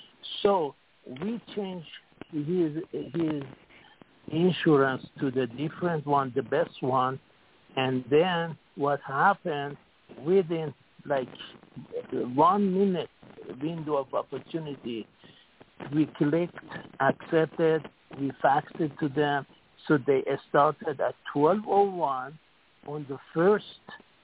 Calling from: Singapore; Okay, this is … calling from Singapore.

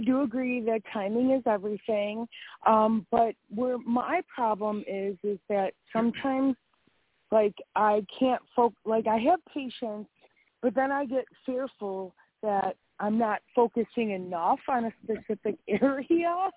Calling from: Wisconsin, United States; I am calling from Wisconsin

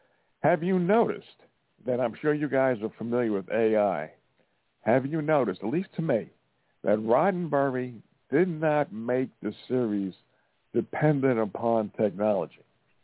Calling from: Montana, United States; Yeah, I'm … from Montana.

